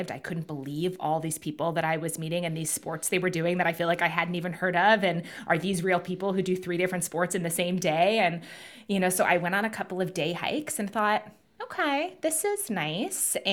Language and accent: English; Manhattan, New York, United States; also born or lived in London, United Kingdom; growing up in Manhattan and London and really big cities.